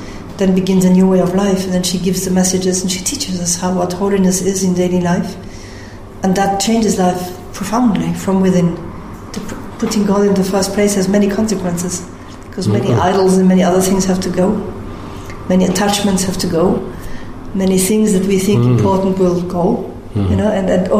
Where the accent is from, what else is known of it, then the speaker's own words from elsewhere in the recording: Munich, Bavaria, Germany; moved away as an adult; now in Medjugorje, Bosnia and Herzegovina; I was born in Munich.